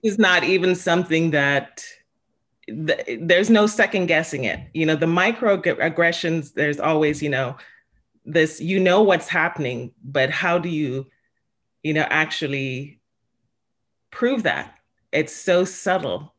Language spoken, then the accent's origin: English; Jamaica; now in Stamford, United States; I was born in Jamaica